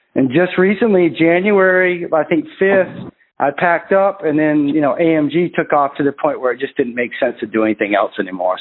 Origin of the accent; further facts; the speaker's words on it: Maine, United States; I'm from Maine